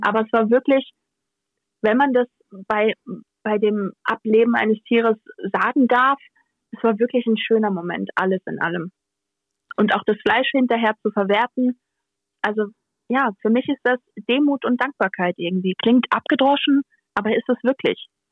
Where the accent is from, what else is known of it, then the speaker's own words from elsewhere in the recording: Rhineland-Palatinate, Germany; als echte Pfälzerin